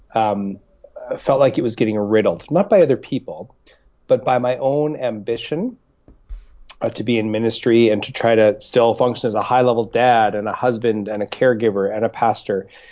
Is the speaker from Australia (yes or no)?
no; Winnipeg, Manitoba, Canada; also born or lived in Regina, Saskatchewan; now in British Columbia, Canada; I was born in Winnipeg, actually, uh, and then uh, spent a number of years in Regina.